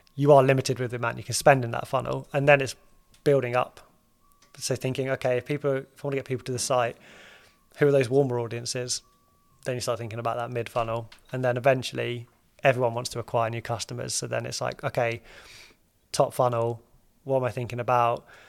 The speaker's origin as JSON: {"language": "English", "country": "United Kingdom", "said": "we're British"}